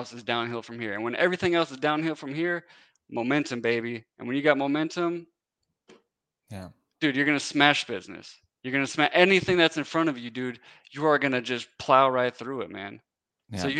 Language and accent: English; Wisconsin, United States; moved away as an adult; now in Tennessee, United States; So I'm originally from Wisconsin.